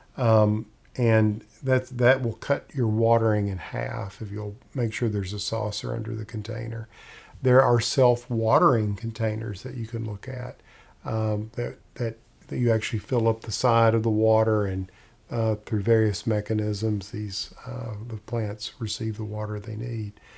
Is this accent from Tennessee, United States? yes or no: yes; Middle Tennessee, United States; I grew up in Middle Tennessee